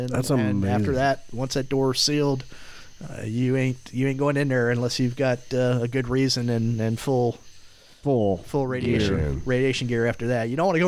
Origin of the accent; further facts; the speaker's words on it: Sanford, Florida, United States; moved away as an adult; also born or lived in Charlotte, North Carolina / Lake Mary, Florida; now in Gainesville, United States; Central Florida. Yep, Sanford, Lake Mary.